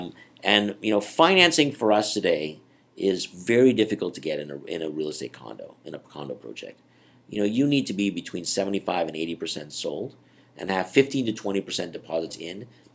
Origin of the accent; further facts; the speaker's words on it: Canada; I'm from Canada.